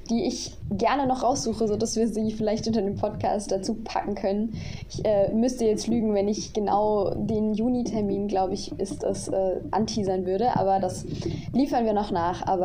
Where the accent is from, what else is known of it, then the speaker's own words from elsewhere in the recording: Baden-Württemberg, Germany; now in Dresden, Germany; auch mit einer befreundeten Musikgruppe aus meiner Heimat, also aus der Nähe von Karlsruhe.